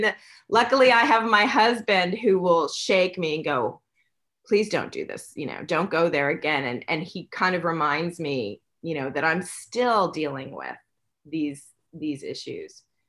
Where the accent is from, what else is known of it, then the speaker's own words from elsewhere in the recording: New York City, New York, United States; in New York City.